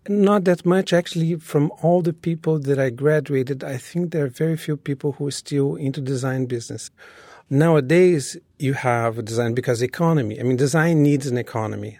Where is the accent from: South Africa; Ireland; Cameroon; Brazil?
Brazil; Rio de Janeiro; English is a second language; moved away as an adult; now in New York City, United States; when I was growing up in Brazil